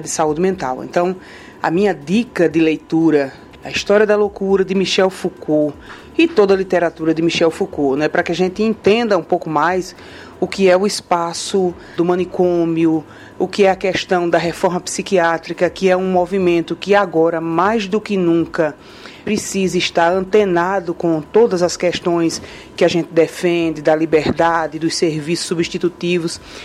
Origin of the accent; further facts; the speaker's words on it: Alagoas, Brazil; eu sou de Alagoas, trabalho no município de Maceió